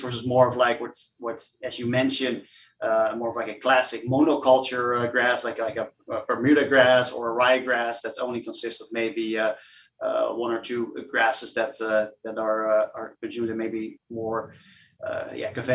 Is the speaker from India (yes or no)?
no; Netherlands; I'm from the Netherlands myself, and in Europe we produce artisanal cheeses